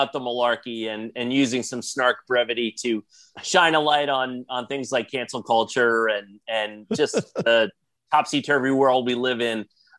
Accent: New York, United States; I grew up in New York as a Bulls fan because I loved Jordan and I hated Patrick Ewing and the Knicks.

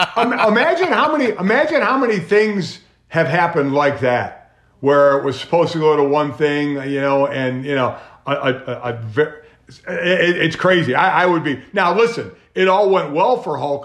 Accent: Cleveland, Ohio, United States; I was born and raised in Cleveland

